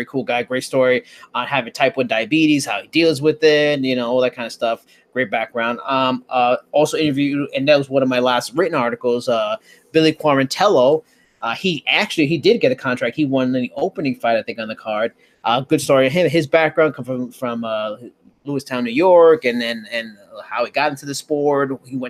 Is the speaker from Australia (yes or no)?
yes; Australia; I'm Australian, an Asian Australian.